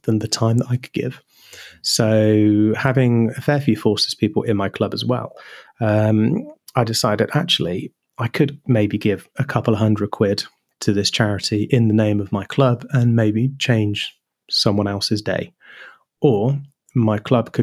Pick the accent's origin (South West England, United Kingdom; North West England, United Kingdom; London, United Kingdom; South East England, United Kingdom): South West England, United Kingdom; Wiltshire; growing up in Wiltshire, where you had RAF Lynham, and RAF Fairford